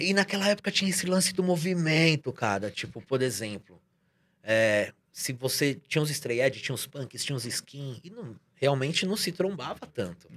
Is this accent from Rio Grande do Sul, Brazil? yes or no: no; São Paulo, Brazil; Eu venho da Casa Verde